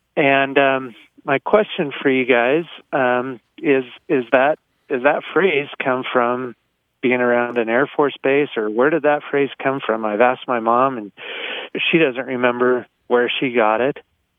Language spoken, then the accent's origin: English; high desert of California, United States; now in Utah, United States; I grew up in the high desert of California in the mid-70s, and it was obviously pretty hot there. And it was near Edwards Air Force Base